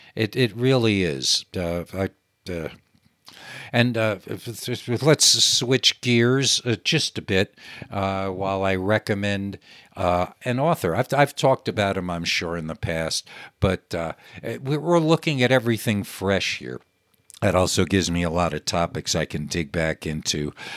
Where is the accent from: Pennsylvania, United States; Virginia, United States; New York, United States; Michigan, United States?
New York, United States; I grew up in New York, where the television was